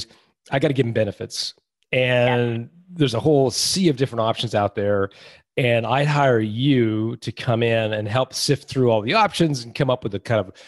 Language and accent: English; Canada; as a Canadian